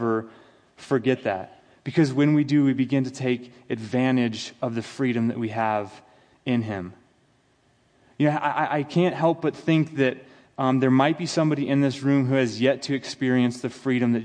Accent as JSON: {"language": "English", "country": "United States", "said": "as an American"}